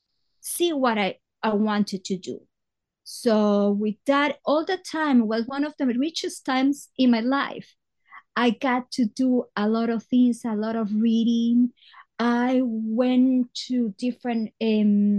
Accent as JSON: {"language": "English", "town": "Guayaquil", "region": "Guayas", "country": "Ecuador", "tie": "born or raised there", "also_born_or_lived": "Astoria, New York", "second_language": "English", "moved": "as an adult", "lives_now": "New York, United States", "said": "But I was born in Ecuador, in a town. Guayaquil is not the capital, but it's a very important town, a port like New York. So I did all my life there"}